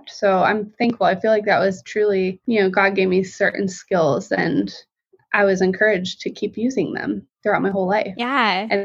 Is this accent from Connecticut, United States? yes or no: no; Colorado Springs, Colorado, United States; I'm from Colorado Springs, Colorado been lived other places too, but that was the longest